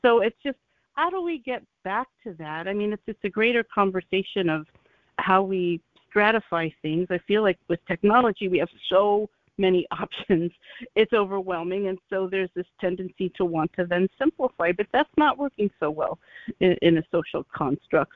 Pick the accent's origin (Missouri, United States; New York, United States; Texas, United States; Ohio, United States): Ohio, United States; I'm from Ohio also. We grew up very similar.